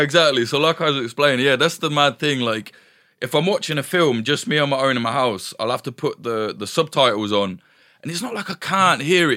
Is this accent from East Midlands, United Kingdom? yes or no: yes; East Midlands, United Kingdom; I'm from the East Midlands, from, like, a, a shitty little